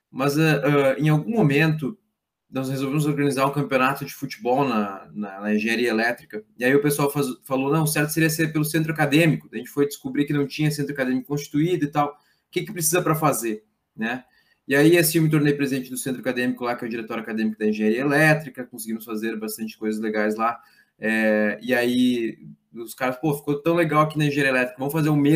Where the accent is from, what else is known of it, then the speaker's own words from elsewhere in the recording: Lajeado, Rio Grande do Sul, Brazil; É, eu sou de Lajado, né? eu sou de uma família de empreendedores, comerciantes é, pequenos, né?